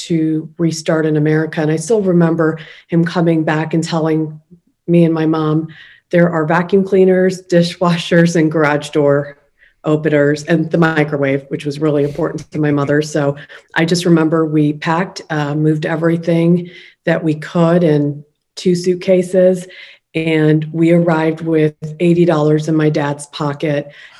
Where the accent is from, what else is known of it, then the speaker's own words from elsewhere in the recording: Ohio, United States; also born or lived in Kolkata, India; born in India, made in Ohio. I was born in Calcutta.